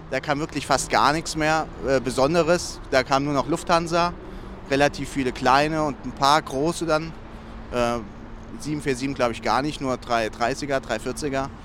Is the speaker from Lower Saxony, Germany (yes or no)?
no; Dreieich, Hesse, Germany; wir kommen alle aus Dreieich. Das ist so 10 Kilometer ungefähr weg.